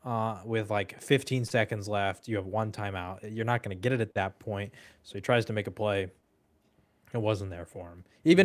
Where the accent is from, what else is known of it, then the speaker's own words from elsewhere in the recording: Austin, Texas, United States; I grew up in Austin.